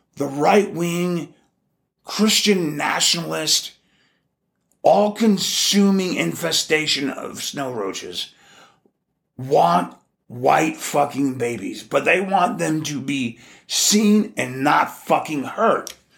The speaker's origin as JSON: {"language": "English", "region": "Alaska", "country": "United States", "tie": "born or raised there", "also_born_or_lived": "Texas", "moved": "as an adult", "said": "growing up in Alaska, we didn't have a lot of roaches"}